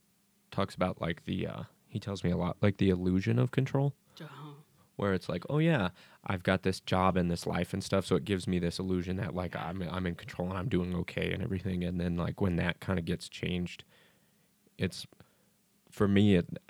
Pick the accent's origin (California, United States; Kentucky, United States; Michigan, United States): Kentucky, United States; because I'm fucking from Shytucky.